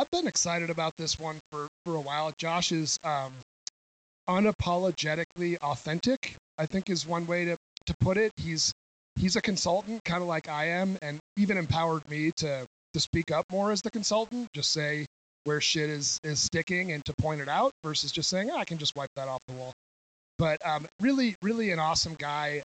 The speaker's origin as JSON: {"language": "English", "region": "New Hampshire", "country": "United States", "said": "I'm from New Hampshire"}